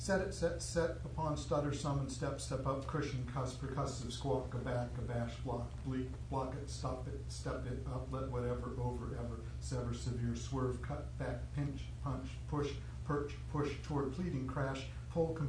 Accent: San Jose, California, United States; also born or lived in Palo Alto; I grew up in San Jose, went to school in Palo Alto

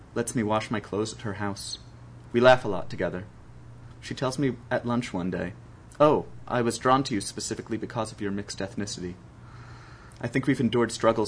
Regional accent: New Jersey, United States; my home state, the great state of New Jersey

